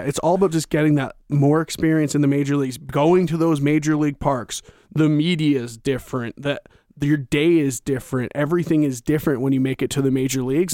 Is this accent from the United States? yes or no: no; Victoria, British Columbia, Canada; I'm from Victoria, so I'm from Vancouver Island